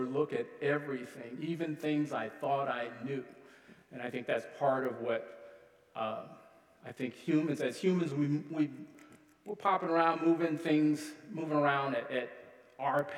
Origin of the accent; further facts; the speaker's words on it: Columbus, Ohio, United States; moved away as an adult; now in Duluth, United States; Originally, I'm from Columbus, Ohio. Lived there for several decades before I moved to northern Minnesota. I live in Duluth now